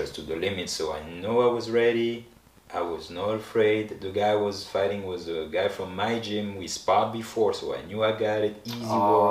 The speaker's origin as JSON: {"language": "English", "country": "France", "moved": "as an adult", "said": "So imagine I'm from France."}